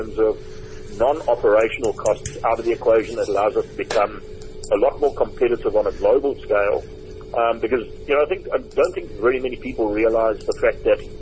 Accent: South Africa

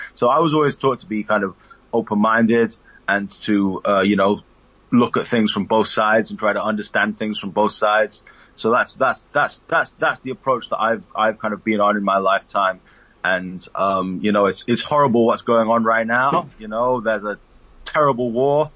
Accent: United Kingdom; I'm a British Palestinian my father was born in the West Bank

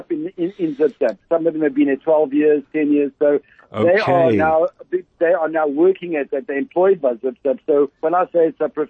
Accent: Cape Town, Western Cape, South Africa; moved away as an adult; my hometown, Cape Town.

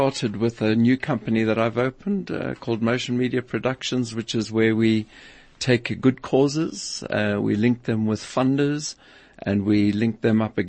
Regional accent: South Africa; growing up in South Africa at that time

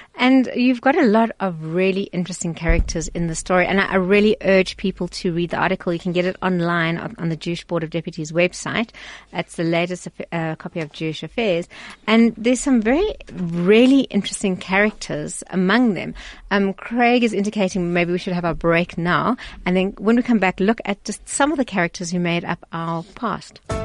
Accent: Pretoria, Gauteng, South Africa; I come from Pretoria

